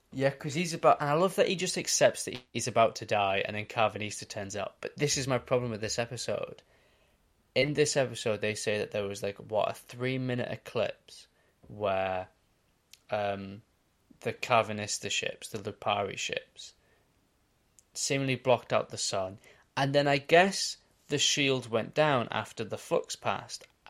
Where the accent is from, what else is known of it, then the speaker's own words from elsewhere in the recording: Australia; I'm Australian